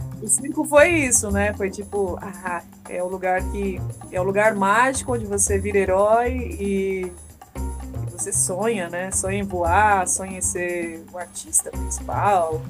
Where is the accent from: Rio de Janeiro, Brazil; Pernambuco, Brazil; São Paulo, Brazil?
São Paulo, Brazil; sou da periferia da Zona Leste. Eu sou ali do ladinho da cidade de Tiradentes, na Quadro Juscelino. Cresci lá até os meus 19 anos, morei lá com a minha mãe.